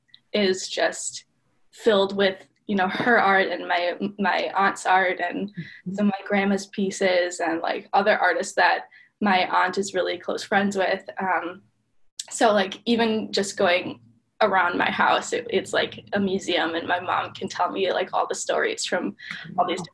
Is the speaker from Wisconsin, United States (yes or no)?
yes; Milwaukee, Wisconsin, United States; I'm from Milwaukee